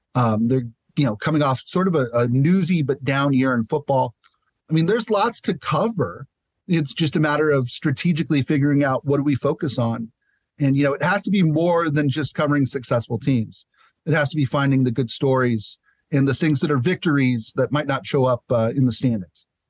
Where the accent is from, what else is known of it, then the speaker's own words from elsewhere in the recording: San Diego, California, United States; moved away as an adult; also born or lived in Tucson, Arizona; I'm back in San Diego, it, uh, you know, my hometown. Uh, grew up over in the college area